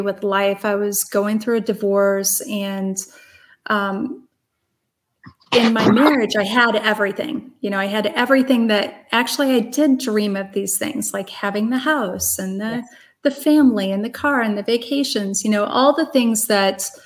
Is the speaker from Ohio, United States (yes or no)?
no; Brighton, Illinois, United States; also born or lived in Chicago; I grew up in the Midwest in just outside of St. Louis in a little town called Brighton, Illinois